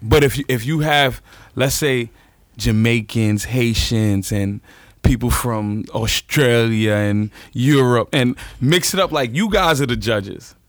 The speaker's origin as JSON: {"language": "English", "town": "New York City", "region": "New York", "country": "United States", "tie": "born or raised there"}